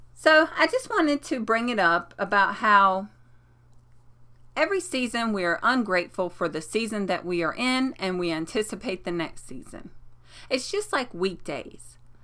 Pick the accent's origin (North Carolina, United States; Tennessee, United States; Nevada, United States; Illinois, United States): North Carolina, United States; now in New York, United States; I'm from North Carolina